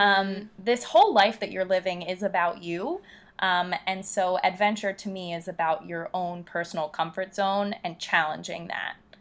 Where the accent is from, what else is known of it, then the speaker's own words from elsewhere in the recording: Philadelphia, Pennsylvania, United States; I'm from Philadelphia